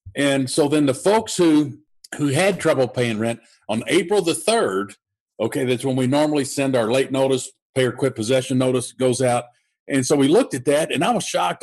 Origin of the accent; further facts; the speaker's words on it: Louisville, Kentucky, United States; I'm here in Louisville, Kentucky, and I uh, I started my investing uh, while I had a full time job and uh, as an undercover police detective doing murder for hire, contract killings, organized crime